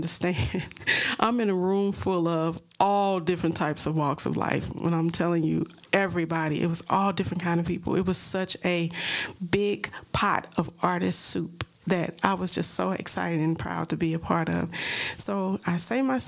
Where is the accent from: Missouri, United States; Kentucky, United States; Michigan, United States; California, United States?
Missouri, United States; St. Louis; accent: St. Louis; I'm from St. Louis. You know, I had my little St. Louis accent.